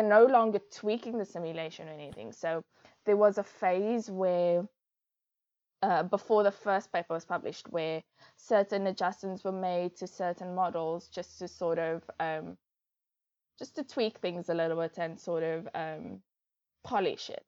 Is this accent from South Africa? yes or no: yes; Cape Town, Western Cape, South Africa; I grew up in Bellville in Cape Town, in the northern suburbs of Cape Town.